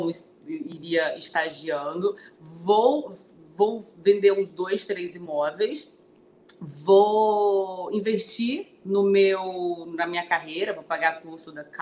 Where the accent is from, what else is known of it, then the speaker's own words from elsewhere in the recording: Brasília, Federal District, Brazil; also born or lived in Codó; now in Rio de Janeiro, Brazil; Eu sou de Codó, Maranhão, de Codó para o mundo, né? Minha cidade querida. Fui criada em Brasília e estou na cidade maravilhosa há 14 anos.